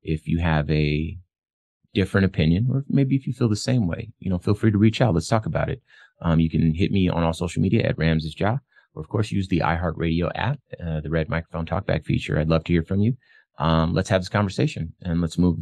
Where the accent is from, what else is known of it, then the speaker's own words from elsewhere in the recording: Phoenix, Arizona, United States; I'm from Phoenix.